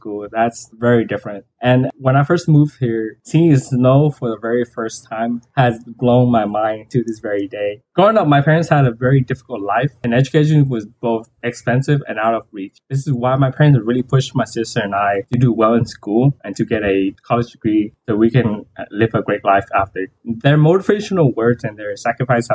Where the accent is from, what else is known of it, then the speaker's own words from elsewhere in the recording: Houston, Texas, United States; also born or lived in Vietnam; I spent the majority of my teenage year living in Houston, Texas, but I'm actually an immigrant from Vietnam